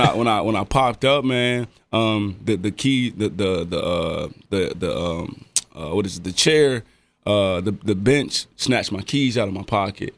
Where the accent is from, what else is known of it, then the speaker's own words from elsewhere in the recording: Dayton, Ohio, United States; I'm from Dayton. Everybody know everybody for real